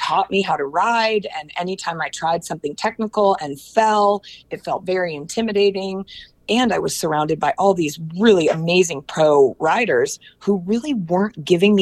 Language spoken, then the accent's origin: English; Portland, Oregon, United States; moved away as an adult; also born or lived in Los Angeles, California; moving from my hometown of Portland, Oregon to Los Angeles